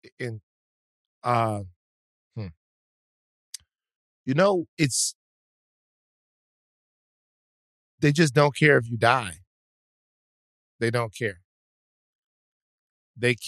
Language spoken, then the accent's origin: English; Louisiana, United States; Louisiana, my home state